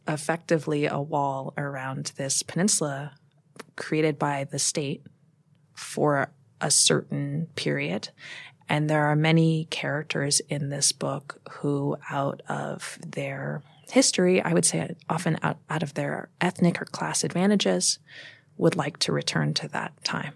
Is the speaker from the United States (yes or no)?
yes; United States; also born or lived in Moscow, Russia / Kamchatka, Russia; now in Brooklyn, United States; I'm very American.